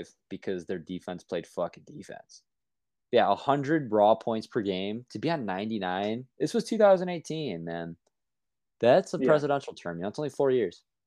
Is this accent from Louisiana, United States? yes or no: no; Chicago, Illinois, United States; growing up in Chicago